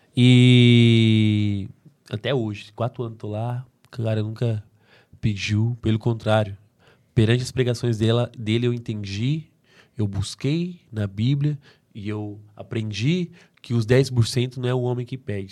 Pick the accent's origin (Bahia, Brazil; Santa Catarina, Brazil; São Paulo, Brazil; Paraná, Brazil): São Paulo, Brazil; accent: caipira; eu sou interiorano, eu sou caipira